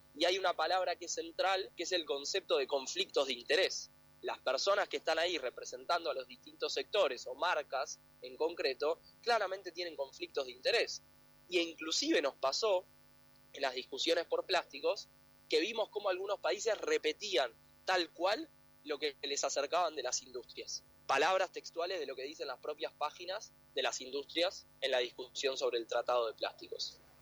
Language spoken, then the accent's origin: Spanish; Argentina